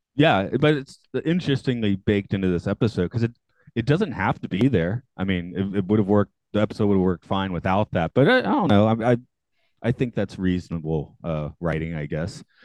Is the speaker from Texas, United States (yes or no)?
no; Atlanta, Georgia, United States; I'm from Atlanta